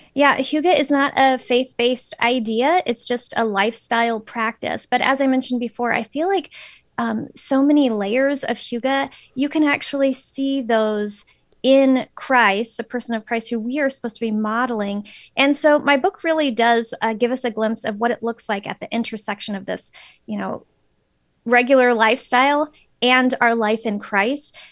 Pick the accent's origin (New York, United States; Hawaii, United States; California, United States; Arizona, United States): Arizona, United States; Phoenix; moved away as an adult; also born or lived in Florida / central Minnesota; now in Minnesota, United States; I'm originally from Phoenix